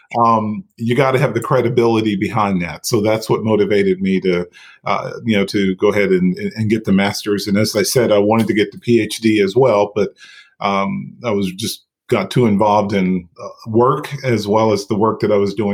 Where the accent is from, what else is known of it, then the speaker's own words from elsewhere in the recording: outside of Asheville, North Carolina, United States; moved away as an adult; now in Chapel Hill, United States; I had ICU experience from working in my hometown outside of Asheville, North Carolina